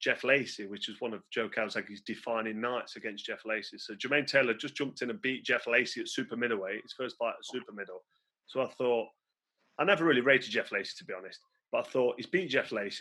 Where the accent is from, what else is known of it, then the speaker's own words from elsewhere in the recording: England, United Kingdom; in my hometown